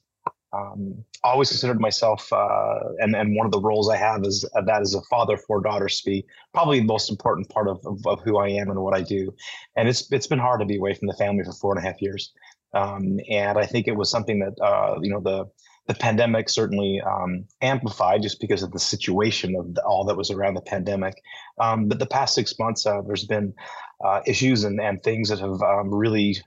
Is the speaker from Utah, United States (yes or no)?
yes; Utah, United States; moved away as an adult; I'm from Utah originally